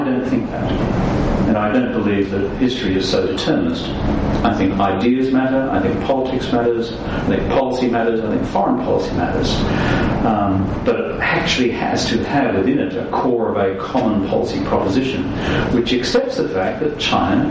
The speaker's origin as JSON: {"language": "English", "country": "Australia", "said": "I'm from a minor parish called Australia."}